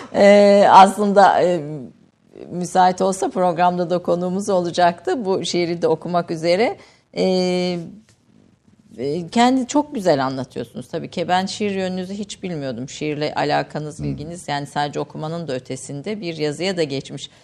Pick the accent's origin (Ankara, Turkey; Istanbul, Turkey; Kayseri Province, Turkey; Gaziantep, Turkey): Kayseri Province, Turkey; Kayseri; Ben Kayseri doğumluyum